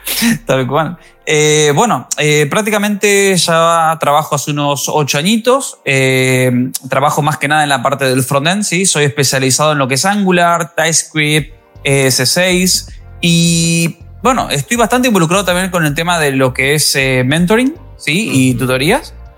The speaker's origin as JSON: {"language": "Spanish", "country": "Argentina", "moved": "as an adult", "lives_now": "Spain", "said": "vine para España, yo soy argentino"}